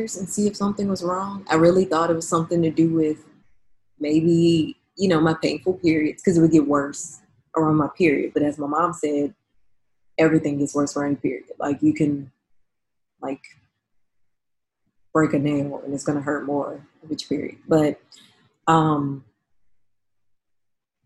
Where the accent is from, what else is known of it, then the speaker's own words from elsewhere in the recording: New Orleans, Louisiana, United States; moved away as an adult; now in San Francisco, United States; I'm from New Orleans